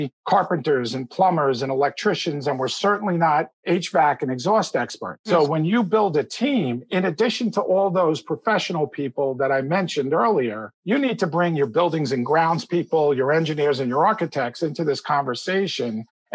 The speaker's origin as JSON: {"language": "English", "region": "New Jersey", "country": "United States", "said": "my home state of New Jersey"}